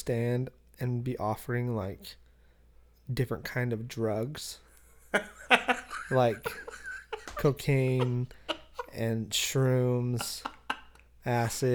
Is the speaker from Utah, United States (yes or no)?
yes; Layton, Utah, United States; now in Provo, United States; That's my hometown